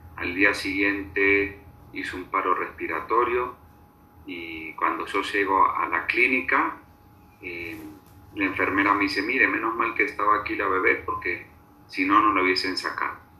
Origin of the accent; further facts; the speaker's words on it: Buenos Aires, Argentina; moved away as an adult; now in Bogotá, Colombia; nací en Buenos Aires, hace cincuenta y tres años